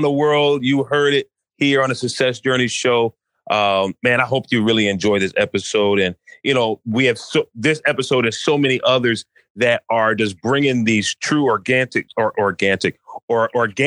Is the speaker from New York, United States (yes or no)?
yes; New York, United States; now in Maryland, United States; I grew up in New York